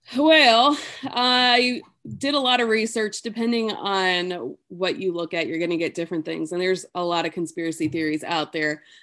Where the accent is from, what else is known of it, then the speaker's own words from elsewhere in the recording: New York, United States; that's where I grew up was in New York